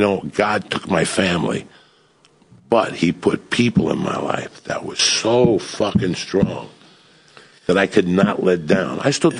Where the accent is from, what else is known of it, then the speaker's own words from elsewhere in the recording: New York, United States; because I'm a New Yorker